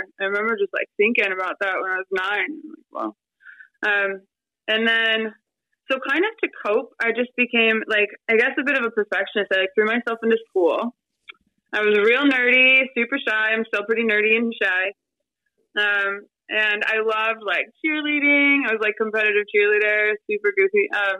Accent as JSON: {"language": "English", "town": "Detroit", "region": "Michigan", "country": "United States", "tie": "born or raised there", "said": "So I was raised in Detroit. I love Detroit. Detroit's a great city."}